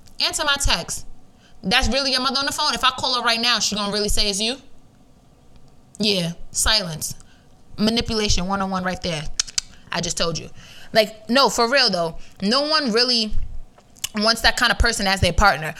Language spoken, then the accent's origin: English; New York City, New York, United States; I'm from New York. Stop playing with me. New York City on top of that. Queens? Heavy on it